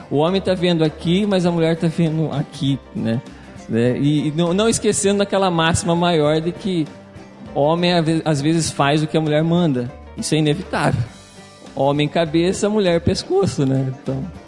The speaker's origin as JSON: {"language": "Portuguese", "town": "Jaú", "region": "São Paulo", "country": "Brazil", "said": "sou de Jaú"}